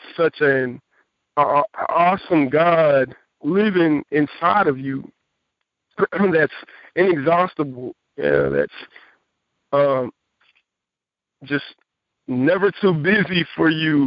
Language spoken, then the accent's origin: English; Jacksonville, Texas, United States; I've been pastoring a church in my hometown, Jacksonville, Texas